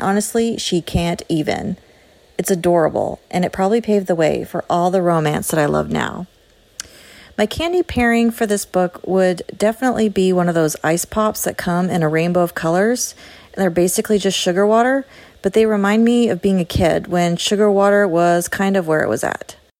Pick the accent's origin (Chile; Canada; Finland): Canada; Nova Scotia; now in Texas, United States; I live in Texas now, but I grew up in the Canadian East Coast of Nova Scotia.